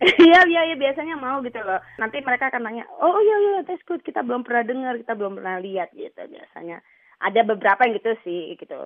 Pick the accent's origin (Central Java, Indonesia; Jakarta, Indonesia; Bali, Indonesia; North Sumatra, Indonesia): Bali, Indonesia; moved away; also born or lived in Lombok, Indonesia; saya lahir besar di Bali, belajar tari